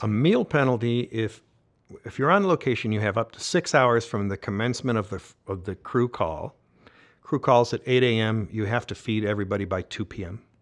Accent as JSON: {"language": "English", "region": "Georgia", "country": "United States", "said": "I was from Georgia"}